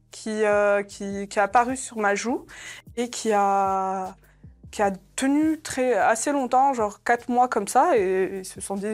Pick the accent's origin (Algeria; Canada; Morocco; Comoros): Algeria; born there; Moi, en plus, je suis née en Algérie. Ça veut dire niveau soleil, on est servi.